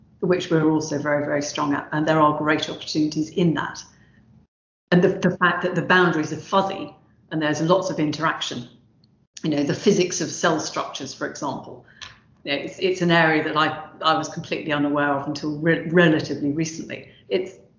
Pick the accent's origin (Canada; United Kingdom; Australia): United Kingdom; London; now in Southampton, United Kingdom; I grew up in South London and the one that I now enjoy down here in Southampton